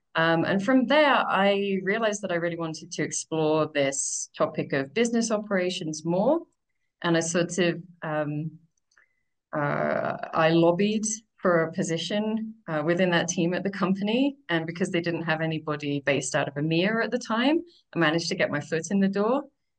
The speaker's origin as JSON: {"language": "English", "country": "United Kingdom", "moved": "as an adult", "lives_now": "Mexico", "said": "I'm originally from the UK, although I've heard that my accent is starting to get butchered by too much time abroad. I've been living in various different countries for more than 10 years now."}